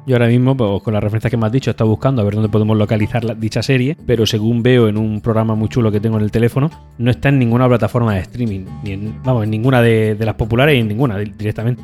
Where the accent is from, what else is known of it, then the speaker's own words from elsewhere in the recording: Spain; nosotros somos de España